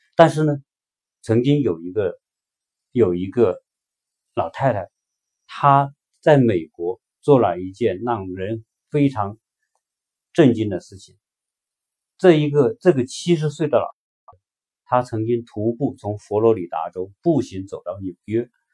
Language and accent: Chinese; China; 对于我们中国人而言，有一句话说“读万卷书不如行万里路”